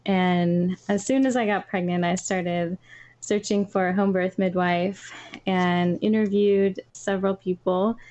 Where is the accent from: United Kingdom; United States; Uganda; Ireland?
United States; North Carolina; moved away as an adult; now in Philadelphia, United States; We are both from North Carolina. Now we live in Philadelphia